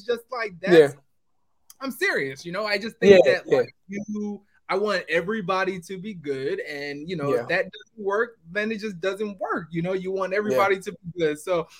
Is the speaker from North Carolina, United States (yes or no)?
no; New York City, New York, United States; I was born in Queens. I don't think I mentioned that, but I was born in Queens, Jamaica Avenue.